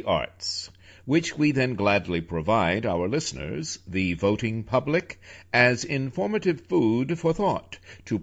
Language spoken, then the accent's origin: English; New York City, New York, United States; moved away; also born or lived in Washington, D.C.; New York City, my hometown, for 3 years before moving to Washington, D.C., also a hometown of mine